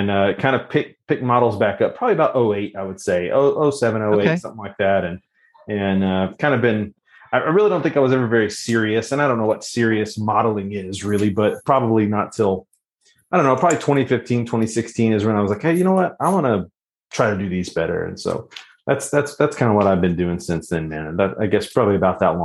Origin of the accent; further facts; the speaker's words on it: Corpus Christi, Texas, United States; I grew up in Corpus Christi, Texas